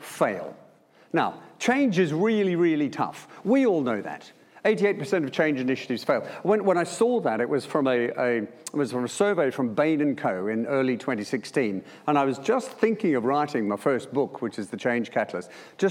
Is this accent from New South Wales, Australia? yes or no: no; Melbourne, Victoria, Australia; moved away; joining the Air Force straight from school. As you can tell by my accent, that was in Melbourne